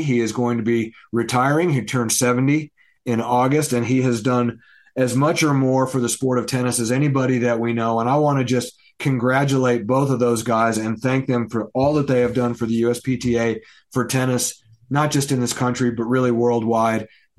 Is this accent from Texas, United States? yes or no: yes; Texas, United States; Freddie and I grew up in Texas together